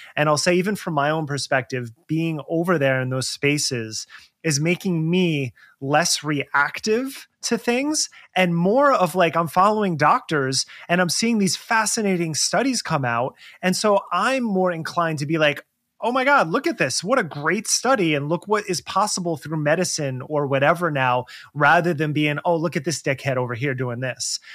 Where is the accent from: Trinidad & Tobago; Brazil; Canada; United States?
United States; New Jersey; growing up in New Jersey